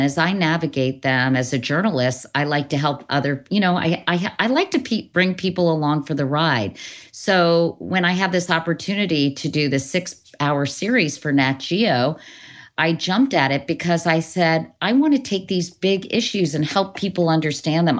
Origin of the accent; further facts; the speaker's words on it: Northern Virginia, United States; growing up in Northern Virginia, you know, I lived near Lehigh Highway